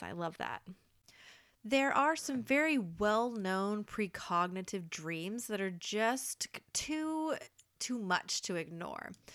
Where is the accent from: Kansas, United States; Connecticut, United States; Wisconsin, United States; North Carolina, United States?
Kansas, United States; Topeka; moved away; Repping my hometown. So, a Kansas man